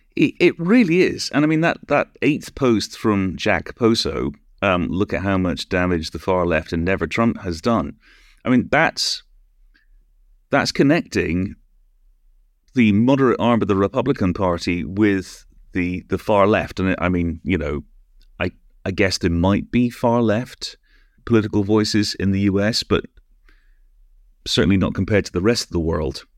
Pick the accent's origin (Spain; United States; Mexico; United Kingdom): United Kingdom; also born or lived in Canada; I'm British